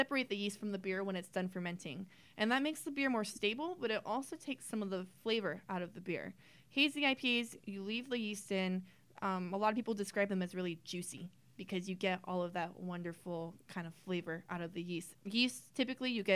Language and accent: English; Whittier, California, United States; I was not born here. My parents moved here when I was one, so I've been here a good amount